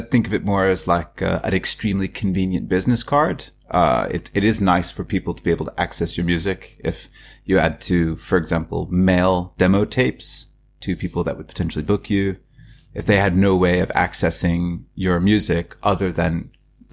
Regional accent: Turlock, California, United States; moved away as an adult; also born or lived in Roseville, California / New York; now in Norway; I was born and mostly raised in California. We lived up and down the West Coast growing up. Mostly California.

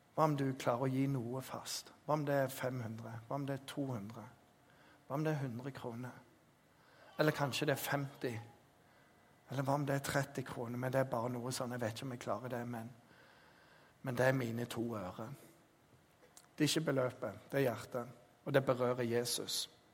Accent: Jæren, Rogaland, Norway; jeg er jærbu

